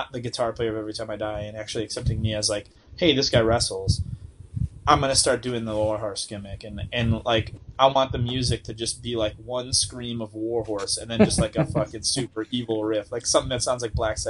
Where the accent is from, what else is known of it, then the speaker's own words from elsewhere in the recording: North Tonawanda, New York, United States; I'm from North Tonawanda, New York